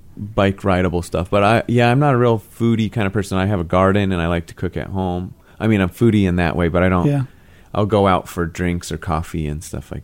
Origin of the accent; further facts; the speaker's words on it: Phoenix, Arizona, United States; I grew up in Glendale and Peoria, on the west side